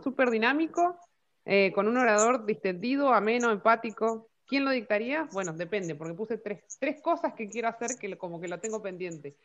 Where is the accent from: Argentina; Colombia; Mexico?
Argentina; Comodoro Rivadavia, Chubut; soy de Comodoro Rivadavia, Chubut, Patagonia, Argentina